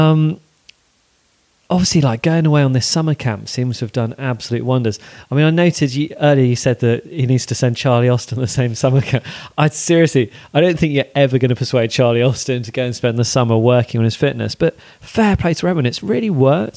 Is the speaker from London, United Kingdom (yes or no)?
no; Bath, South West England, United Kingdom; When I was growing up, I grew up in Bath.